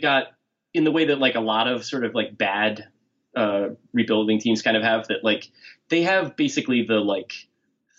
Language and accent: English; New Jersey, United States; my hometown in New Jersey